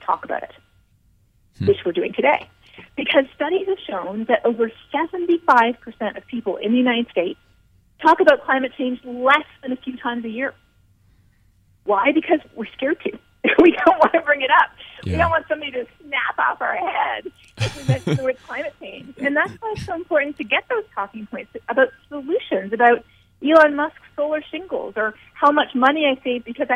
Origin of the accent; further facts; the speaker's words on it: Canada; I'm Canadian, and we had about 8 or 9 rough years in Canada